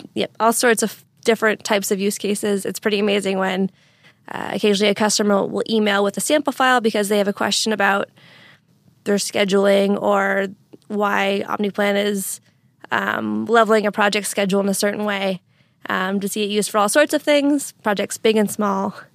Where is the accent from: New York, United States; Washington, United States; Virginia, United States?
Washington, United States; Eastern; also born or lived in Nova Scotia, Canada; now in Seattle, United States; I grew up in Eastern Washington